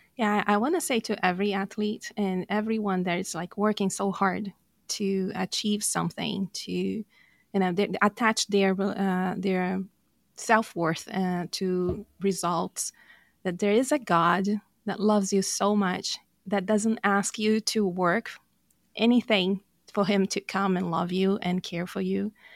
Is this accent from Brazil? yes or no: yes; Brazil; English is a second language; moved away; I'm from Brazil